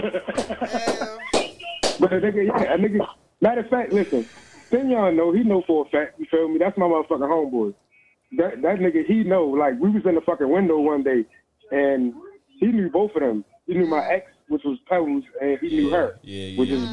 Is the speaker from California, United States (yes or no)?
no; Baltimore, Maryland, United States; now in Texas, United States; I'm from Baltimore. I live in Texas right now